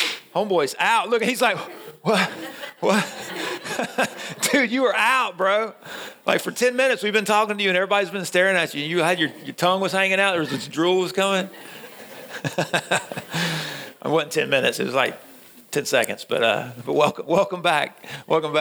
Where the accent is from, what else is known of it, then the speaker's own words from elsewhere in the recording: Middle Georgia, United States; moved away; I'm from Middle Georgia, and we don't see snow. Like, the last time, it's been 10 years since it snowed in my hometown.